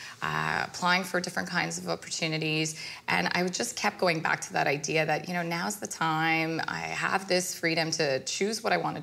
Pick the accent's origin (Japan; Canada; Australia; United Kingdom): Canada; Both parents are from India, and they immigrated here, so I'm brought up first-generation Canadian